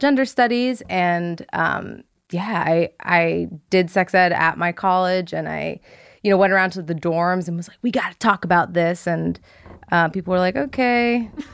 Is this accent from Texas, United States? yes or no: no; Ridgewood, New Jersey, United States; I grew up in Ridgewood, New Jersey